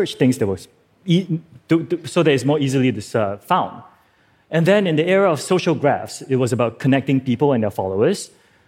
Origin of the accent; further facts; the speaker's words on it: Singapore; I'm from Singapore